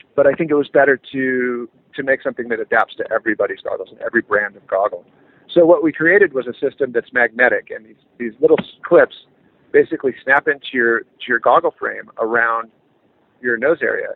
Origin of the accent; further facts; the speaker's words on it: California, United States; born and raised in California